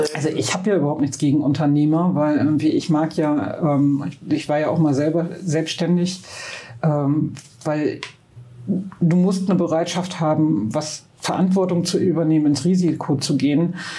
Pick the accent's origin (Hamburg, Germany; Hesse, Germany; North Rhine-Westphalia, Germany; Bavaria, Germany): North Rhine-Westphalia, Germany; Münster; moved away as an adult; now in Bremen, Germany; ich bin in Münster geboren. Meine mhm. Familie kommt aber aus Bremen